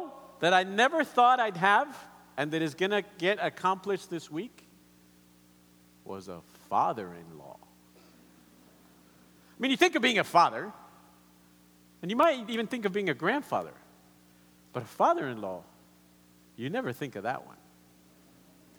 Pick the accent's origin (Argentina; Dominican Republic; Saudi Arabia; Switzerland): Argentina; English is a second language; moved away; also born or lived in Colombia; growing up in Argentina